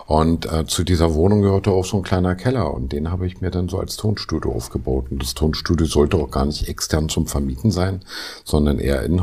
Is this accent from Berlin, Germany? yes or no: yes; Spandau, Berlin, Germany; Baujahr 68, gebürtiger Spandauer